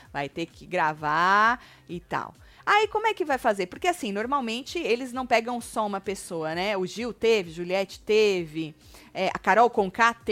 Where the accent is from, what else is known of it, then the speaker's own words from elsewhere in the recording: Corumbá, Mato Grosso do Sul, Brazil; sou de Corumbá, no Mato, Mato Grosso